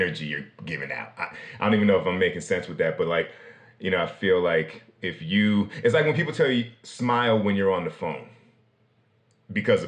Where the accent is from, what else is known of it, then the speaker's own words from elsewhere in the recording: United States; I'm from New Jersey, New York